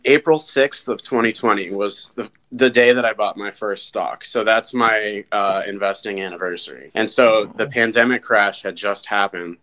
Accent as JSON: {"language": "English", "region": "Vermont", "country": "United States", "tie": "born or raised there", "also_born_or_lived": "Australia / Denmark", "moved": "as an adult", "lives_now": "Minnesota, United States", "said": "I was born and raised in Vermont"}